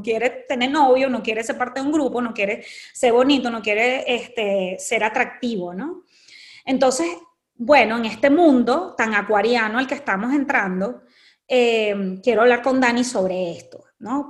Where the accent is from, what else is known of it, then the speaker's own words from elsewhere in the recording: Venezuela; nosotras somos venezolanas y venimos de un país en donde la belleza ha sido muy importante